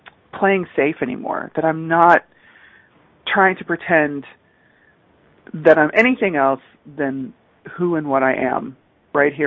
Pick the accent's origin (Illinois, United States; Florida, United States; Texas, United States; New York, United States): Texas, United States; Pasadena; also born or lived in California; I grew up in the Pasadena, Texas area, Pasadena, Houston area